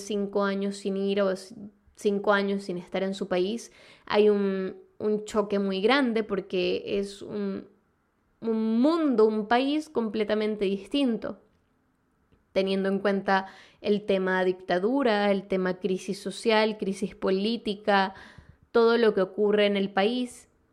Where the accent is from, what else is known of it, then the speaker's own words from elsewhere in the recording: Venezuela; moved away; ambas somos de Venezuela